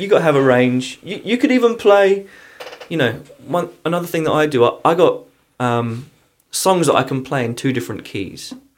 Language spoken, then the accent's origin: English; England, United Kingdom; also born or lived in London; now in Pittsburgh, United States; I'm coming from England